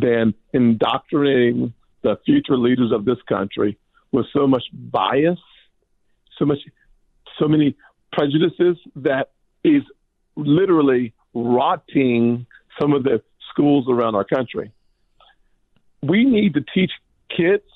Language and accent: English; United States; I'm an American.